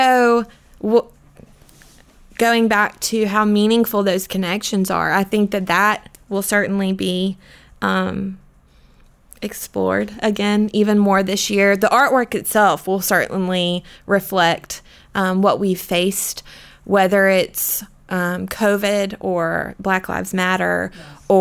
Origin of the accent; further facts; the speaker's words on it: Florence, South Carolina, United States; I am from Florence. So I grew up about 30 minutes away